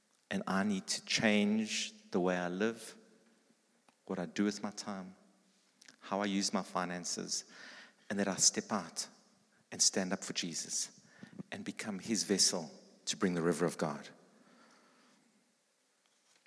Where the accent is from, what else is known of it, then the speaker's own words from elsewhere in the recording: East Rand, Gauteng, South Africa; I grew up on the East Rand.